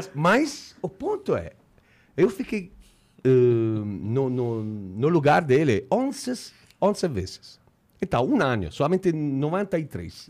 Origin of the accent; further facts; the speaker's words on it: Italy; Portuguese is a second language; eu sou italiano